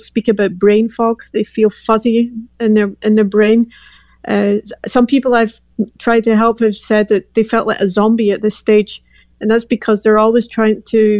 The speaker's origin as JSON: {"language": "English", "town": "Glasgow", "region": "Scotland", "country": "United Kingdom", "moved": "as an adult", "lives_now": "Belgium", "said": "I'm from Glasgow, Scotland."}